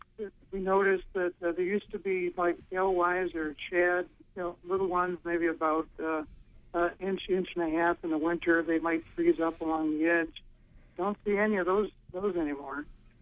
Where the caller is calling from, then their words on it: Bar Harbor, Maine, United States; I'm from Bar Harbor, and Ron and I used to be on the Bar Harbor Planning Board together.